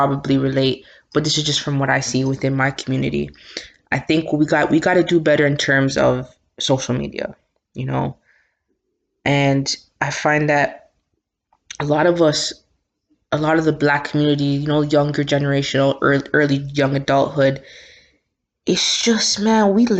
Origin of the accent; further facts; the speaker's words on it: Toronto, Ontario, Canada; also born or lived in Scarborough, Toronto; I may be from Scarborough. This is where I live, but yo, Jane and Finch raised me. That's where I'm from.